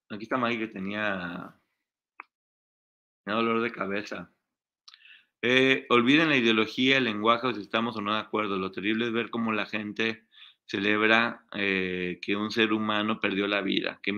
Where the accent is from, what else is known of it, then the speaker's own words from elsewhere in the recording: Aguascalientes, Mexico; born there; also born or lived in Guadalajara, Mexico; Sí, ahí nací, nací en Aguascalientes.